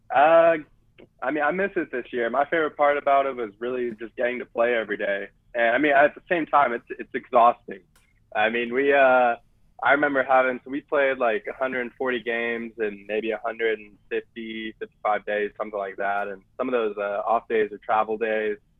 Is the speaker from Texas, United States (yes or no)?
no; Arizona, United States; now in San Diego, United States; I grew up in Arizona